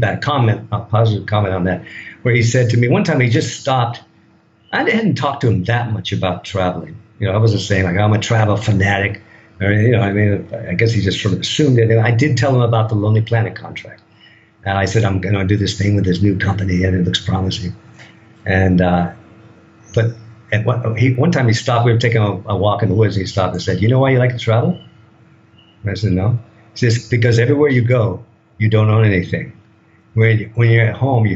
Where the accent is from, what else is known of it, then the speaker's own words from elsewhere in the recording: United States; moved away as an adult; now in Thailand; I'm a product of that culture